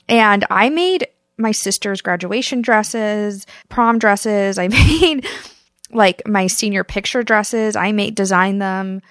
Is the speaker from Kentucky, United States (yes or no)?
no; Kansas, United States; moved away; I grew up in Kansas